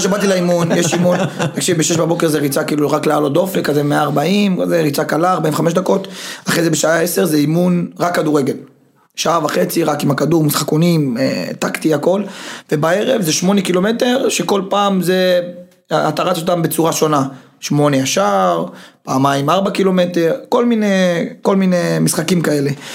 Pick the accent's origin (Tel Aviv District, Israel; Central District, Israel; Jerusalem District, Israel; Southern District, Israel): Southern District, Israel; Beersheba; moved away; also born or lived in Netanya / Germany; באתי מבאר שבע, אחרי זה, אחרי זה מנתניה